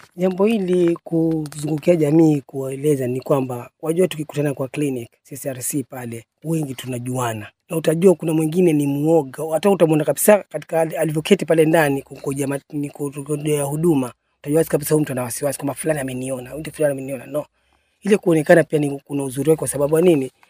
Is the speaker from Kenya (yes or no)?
yes; Tezo, Kilifi County, Kenya; also born or lived in Shauri Moyo, Mkomani (ancestral); kutoka Tezo, ni Kilifi North sub Tezo ni kwa hali ambako baba yetu alihamia